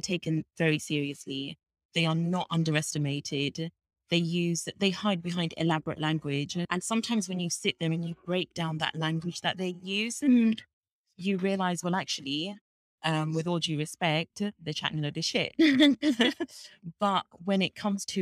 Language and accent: English; England, United Kingdom; I was born in England